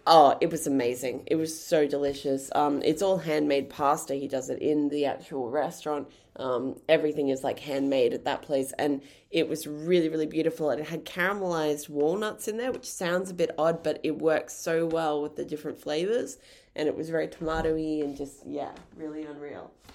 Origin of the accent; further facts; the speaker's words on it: Brisbane, Queensland, Australia; moved away as an adult; now in Tasmania, Australia; We're from Brisbane